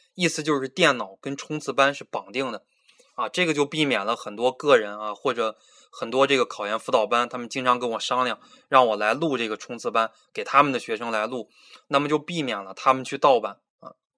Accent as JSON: {"language": "Chinese", "region": "Beijing", "country": "China", "moved": "as an adult", "lives_now": "Changsha, China", "said": "我来自北京，九零年生啊，今年本命年，二十四岁"}